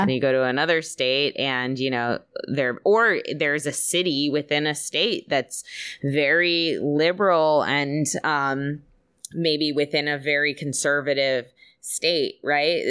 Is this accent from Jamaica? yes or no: no; United States; as an American coming